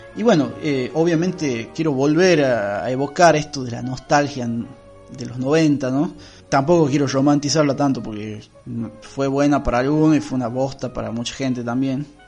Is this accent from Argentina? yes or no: yes; Argentina